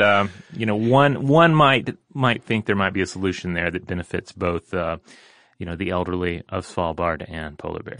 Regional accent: Newfoundland and Labrador, Canada; when I was a kid in Newfoundland, Canada

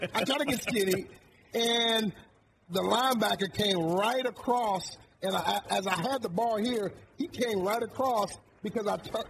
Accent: Detroit, Michigan, United States; won a Super Bowl in my hometown

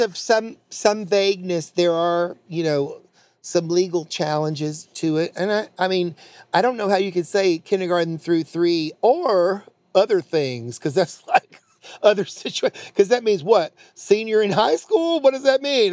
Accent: North Carolina, United States; I'm from North Carolina, born there.

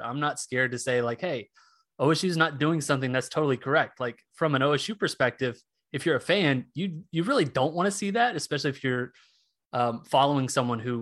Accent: Tulsa, Oklahoma, United States; I'm from Tulsa

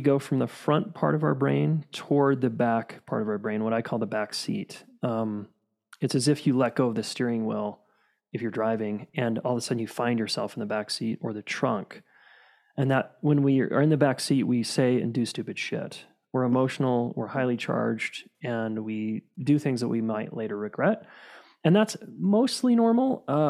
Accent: Salt Lake City, Utah, United States; Born and raised in Salt Lake City.

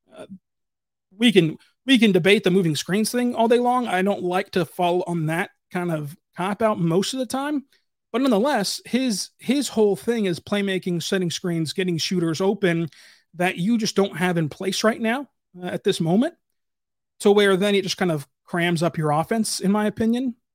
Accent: Kentucky, United States; I'm from Kentucky.

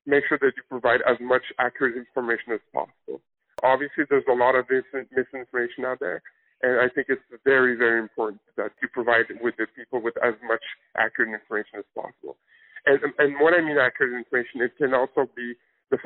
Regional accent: Canada; now in United States; my home country of Canada

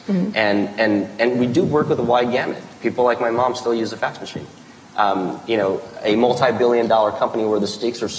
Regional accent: Midwest, United States; I grew up in the Midwest, and I worked for my mom's restaurant at the age of 9

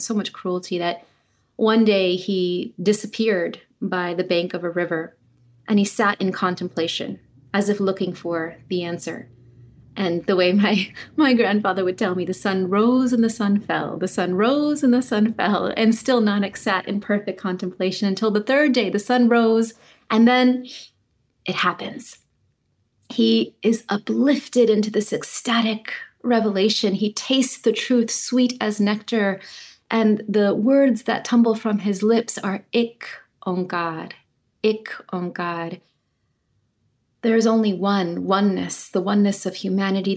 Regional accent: Clovis, California, United States; So I grew up on the farmland that my grandfather farmed in Clovis. My father was born on that land. I was born on that land.

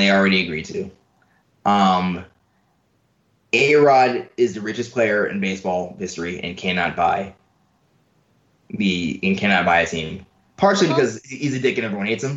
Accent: New York City, New York, United States; I grew up in New York, right? I grew up in, like, in a neighborhood in Queens

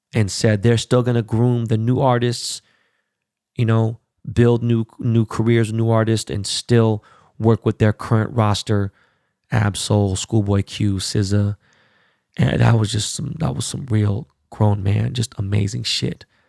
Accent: Los Angeles, California, United States; my hometown of my strain in L

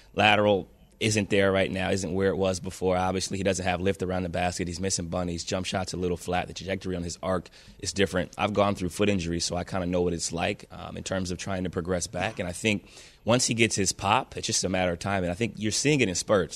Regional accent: Ohio, United States; I'm from Ohio, so I played football, you know, most most of my life

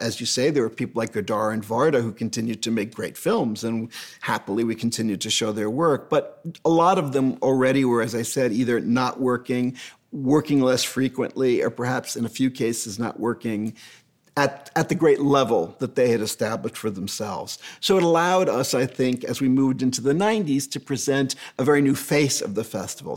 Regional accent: New York, United States; I'm a New Yorker

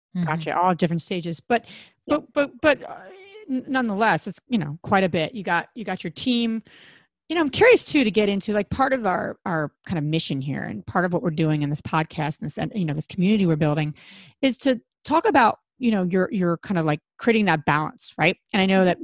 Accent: New Jersey, United States; we're all from Jersey

